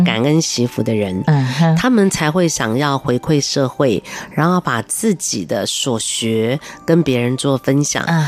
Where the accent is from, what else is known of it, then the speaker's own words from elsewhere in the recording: Taiwan; 我们台湾人